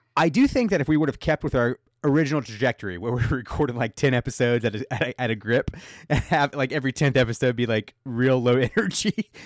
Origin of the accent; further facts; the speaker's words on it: United States; I'm American